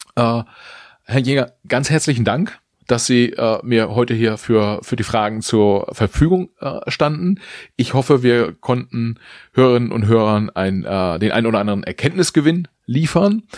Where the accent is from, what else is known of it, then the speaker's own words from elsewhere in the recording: Germany; auch wir als Deutsche